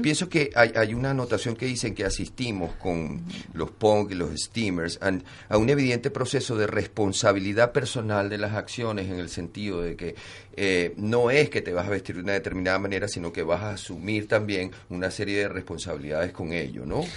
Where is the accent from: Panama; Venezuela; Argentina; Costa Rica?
Venezuela; moved away; also born or lived in Barcelona; todos los venezolanos, tanto los que están allá que lo están sufriendo a piel propia y como los que estamos fuera